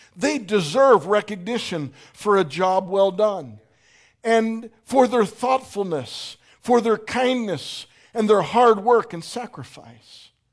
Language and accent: English; Pittsburgh, Pennsylvania, United States; moved away; also born or lived in Phoenix; I'm from Pittsburgh, not from Phoenix